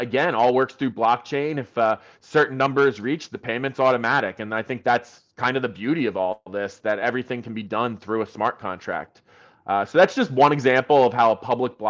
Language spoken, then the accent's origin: English; United States; accent: American; I'm American